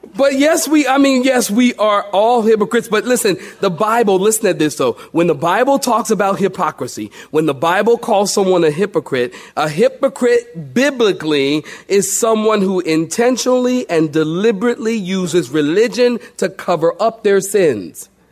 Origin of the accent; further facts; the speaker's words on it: Philadelphia, Pennsylvania, United States; I'm from Philly.